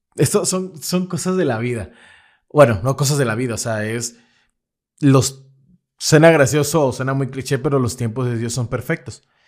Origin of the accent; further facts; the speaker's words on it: Lerdo de Tejada, Veracruz, Mexico; moved away as an adult; él es también del, pueblo del que yo soy, que es del Lerdo de Tejada